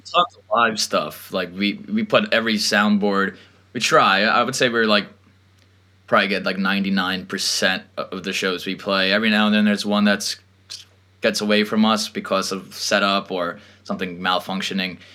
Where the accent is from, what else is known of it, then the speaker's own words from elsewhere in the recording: Long Island, New York, United States; born and raised in Long Island, New York